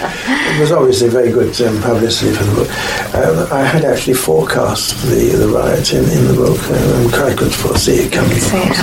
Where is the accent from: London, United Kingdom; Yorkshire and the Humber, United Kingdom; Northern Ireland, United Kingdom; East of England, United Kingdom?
London, United Kingdom; I've only ever pastored churches in London. I'm a Londoner. I'm not a provincial.